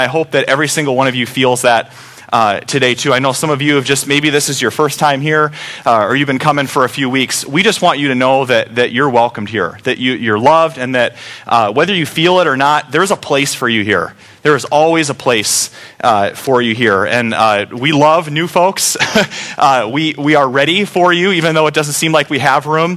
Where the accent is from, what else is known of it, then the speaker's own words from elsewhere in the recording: United States; We as Americans love choices